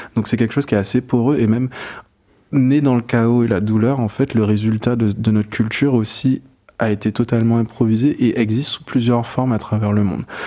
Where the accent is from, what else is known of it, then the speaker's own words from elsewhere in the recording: Guadeloupe; moved away; also born or lived in Paris; je suis né à Paris, euh, mes parents ont vécu pendant 4 ans en France et je suis né sur la troisième année, et en gros on est retourné en Guadeloupe passer euh, passé mes